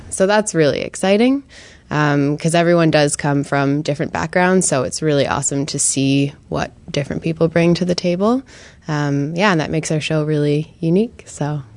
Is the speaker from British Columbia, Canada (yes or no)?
no; Toronto, Ontario, Canada; moved away as an adult; now in Montreal, Canada; I'm originally from Toronto